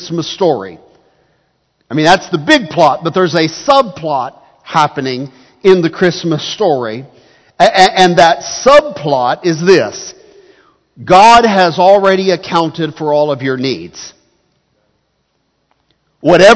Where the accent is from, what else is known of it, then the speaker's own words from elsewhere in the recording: United States; as Americans